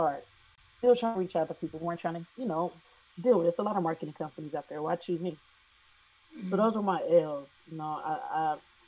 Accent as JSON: {"language": "English", "town": "Silverton", "region": "Ohio", "country": "United States", "said": "I'm from Silverton, Ohio"}